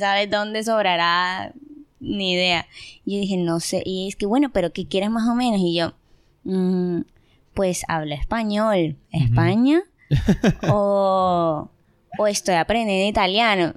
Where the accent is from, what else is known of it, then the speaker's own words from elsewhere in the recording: Barranquilla, Atlántico, Colombia; moved away as an adult; now in Germany; soy de Colombia, tengo 22 años, estoy en Alemania hace